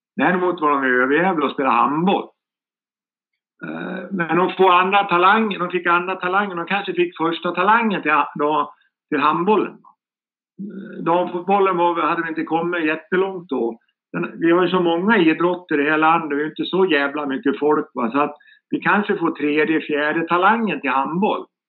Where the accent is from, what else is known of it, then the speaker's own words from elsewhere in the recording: Sandviken, Gävleborg County, Sweden; moved away; also born or lived in Greece; Där jag kommer ifrån, Sandviken